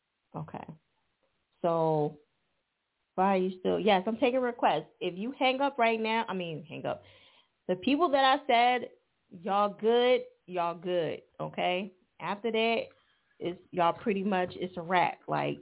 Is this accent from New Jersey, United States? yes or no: yes; New Jersey, United States; now in Philadelphia, United States; I'm from Jersey, but I live in Philly.